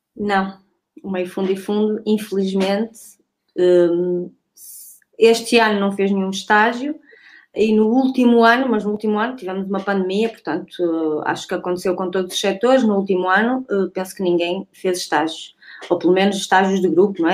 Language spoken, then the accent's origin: Portuguese; Santo Tirso, Porto District, Portugal; o clube da minha terra, do Núcleo de Atletismo de Roriz